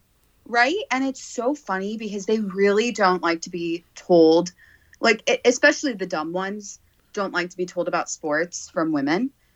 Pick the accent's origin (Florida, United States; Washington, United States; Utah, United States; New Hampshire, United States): Florida, United States; South; I grew up in South Florida